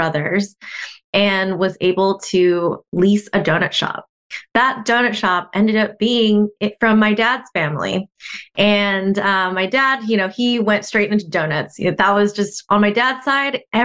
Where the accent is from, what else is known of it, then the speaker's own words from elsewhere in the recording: Southern California, United States; I was born here in Southern California, just another Southern California girl.